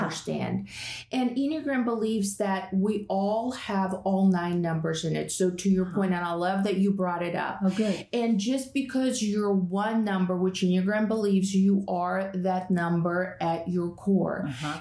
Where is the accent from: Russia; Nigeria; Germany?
Russia; moved away; I was born and raised in Russia